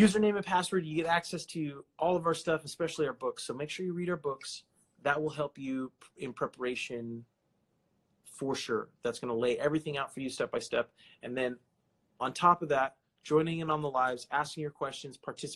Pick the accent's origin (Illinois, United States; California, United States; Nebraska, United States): California, United States; my home state of California